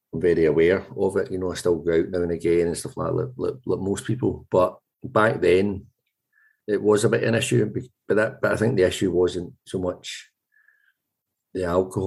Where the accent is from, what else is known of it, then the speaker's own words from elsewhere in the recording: Glasgow, Scotland, United Kingdom; now in Edinburgh, United Kingdom; I grew up in Govan, left school age 13